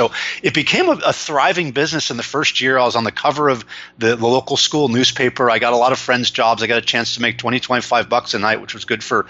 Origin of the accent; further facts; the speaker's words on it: Los Angeles, California, United States; also born or lived in San Francisco / New York; I live in Los Angeles, California, where I was born and raised after stints in San Francisco and New York as a corporate exec.